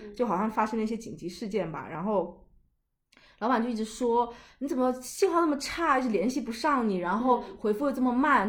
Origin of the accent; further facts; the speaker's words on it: China; 我来自China